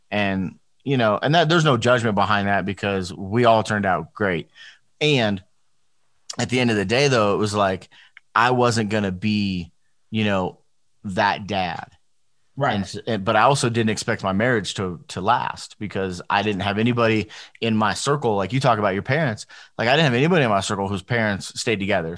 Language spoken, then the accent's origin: English; Las Vegas, Nevada, United States; I grew up, so I grew up in Las Vegas, but I grew up in in the hood part of Las Vegas.